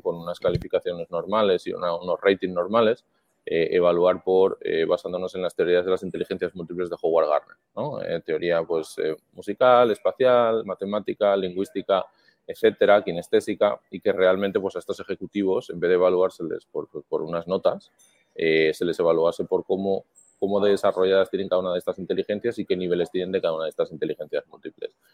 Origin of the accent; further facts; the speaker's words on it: Madrid, Community of Madrid, Spain; moved away as an adult; now in Miami, United States; nací en Madrid, eh, familia también de, aquí de España